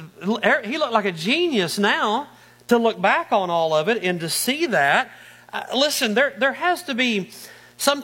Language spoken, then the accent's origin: English; Arkansas, United States; moved away as an adult; also born or lived in Northeast Ohio; now in Ohio, United States; I'm from Arkansas originally.